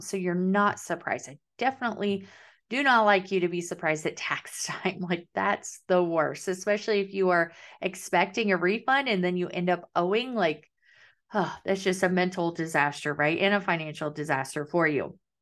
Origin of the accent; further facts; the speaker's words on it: Kansas, United States; now in Southern United States; I'm living the South, but I'm from Kansas and we call it pop